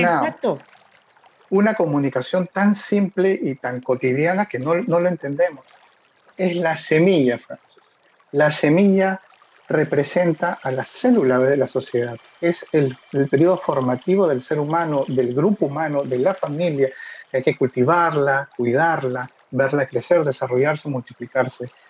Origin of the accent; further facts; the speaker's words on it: Peru; yo soy de Perú